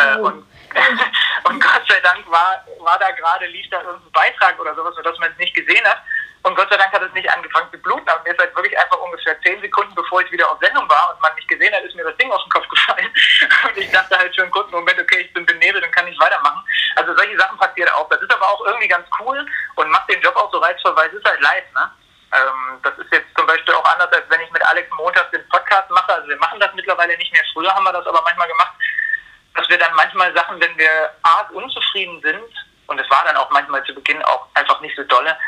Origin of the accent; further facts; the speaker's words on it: Zwickau, Saxony, Germany; moved away as an adult; now in Leipzig, Germany; ich komme eigentlich nicht aus Leipzig, ich komme eigentlich aus Zwickau, bin hier zum Studieren hergegangen